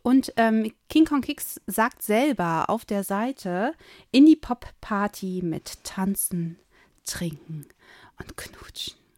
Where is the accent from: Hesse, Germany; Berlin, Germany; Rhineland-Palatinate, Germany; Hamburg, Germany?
Hamburg, Germany; Ich komme eigentlich aus Hamburg